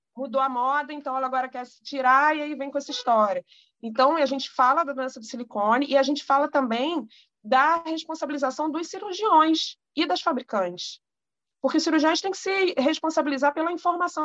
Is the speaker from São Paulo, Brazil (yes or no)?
no; Rio de Janeiro, Brazil; eu sou do Rio de Janeiro